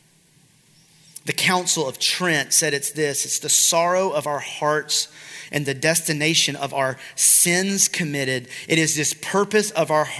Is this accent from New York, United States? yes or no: no; South Georgia, United States; I'm from South Georgia